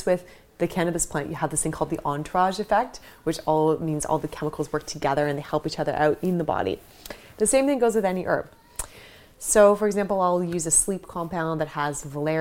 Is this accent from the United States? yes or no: no; Canada; moved away as an adult; also born or lived in Toronto / Vancouver / Bali; now in London, United Kingdom; growing up in Canada